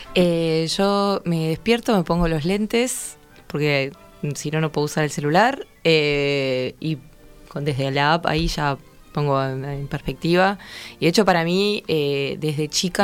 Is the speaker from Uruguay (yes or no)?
yes; Canelones, Uruguay; moved away as an adult; also born or lived in Santa Lucía; now in Montevideo, Uruguay; Canelones, hasta los 12, después me mudé a Santa Lucía